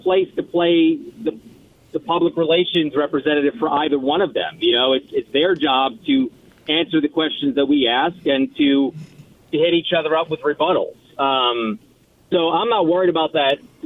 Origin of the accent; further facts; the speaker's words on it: New York City, New York, United States; now in Indianapolis, United States; I grew up. I'm a New Yorker